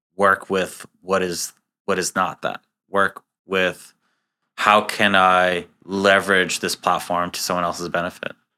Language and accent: English; New York City, New York, United States; also born or lived in Israel; now in Boston, United States; I was born and raised in Queens, New York, which is the most diverse place in the United States.